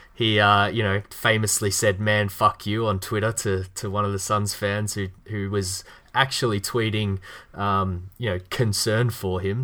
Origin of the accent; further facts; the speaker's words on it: Australia; accent: Australian; my Australian accent